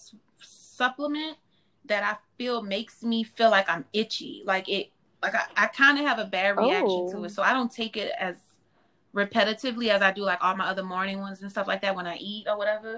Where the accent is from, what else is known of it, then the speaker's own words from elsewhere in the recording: New Orleans, Louisiana, United States; growing up in New Orleans.